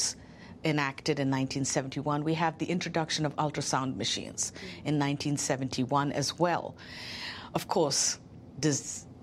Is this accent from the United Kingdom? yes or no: no; India; as an Indian Christian